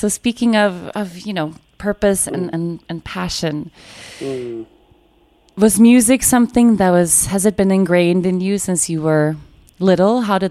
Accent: Sweden; I'm not American. I'm Swedish

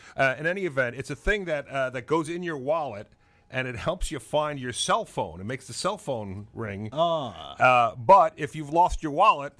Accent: Long Island, New York, United States; it's about where I grew up on Long Island

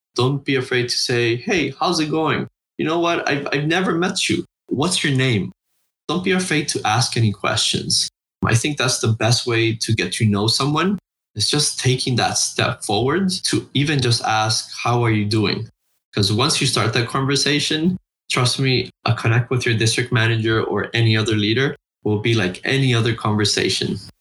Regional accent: Honduras; I was born and raised in Honduras, Central America

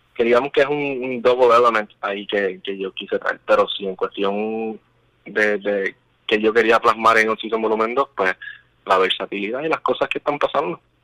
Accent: Puerto Rico; somos los 10 puertorriqueños

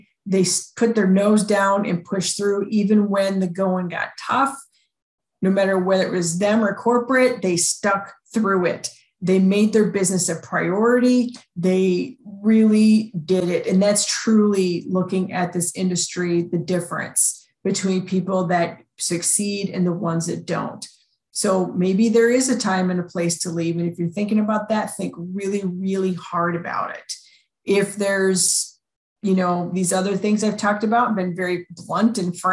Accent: Chicago, Illinois, United States; I grew up in Chicago

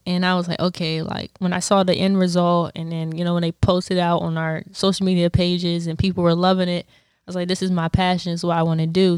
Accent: Bowie, Maryland, United States; I'm from Bowie, Maryland

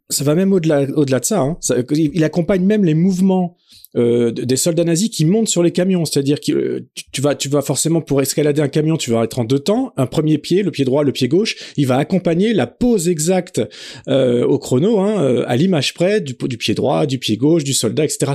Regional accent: France; chez nous en France

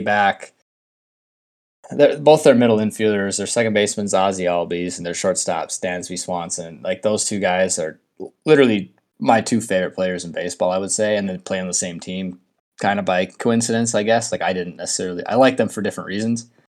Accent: Minnesota, United States; I'm from Minnesota, I'm a Twins fan

